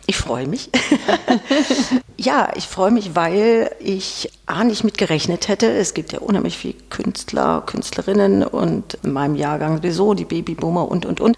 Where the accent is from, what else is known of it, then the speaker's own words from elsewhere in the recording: Ulm, Baden-Württemberg, Germany; accent: leicht süddeutsch; now in Stuttgart, Germany; Ich bin in Ulm geboren, aber nicht dauerhaft aufgewachsen, aber doch ein Großteil